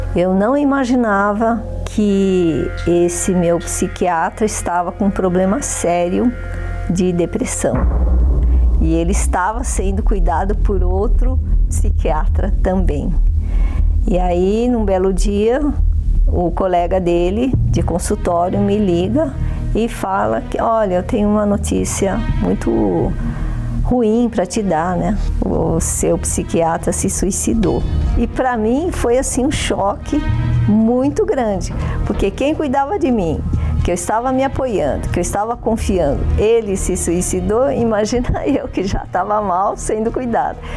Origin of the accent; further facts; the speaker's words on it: São Paulo, Brazil; Eu nasci em São Paulo, capital, né? E eu tive uma infância assim, passando com muitas dificuldades